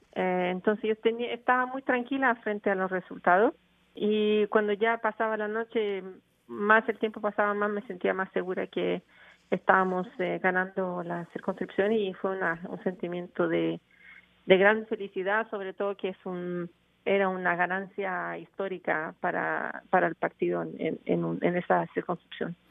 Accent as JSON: {"language": "Spanish", "country": "Chile", "moved": "yes", "lives_now": "Montreal, Canada", "said": "yo soy chilena"}